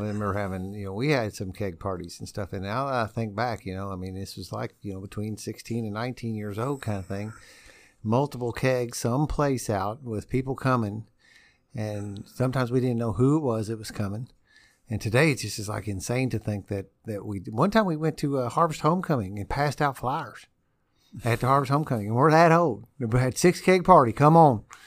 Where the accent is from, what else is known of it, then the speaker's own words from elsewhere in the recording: New Albany, Indiana, United States; also born or lived in Louisville, Kentucky; born and bred in Albany.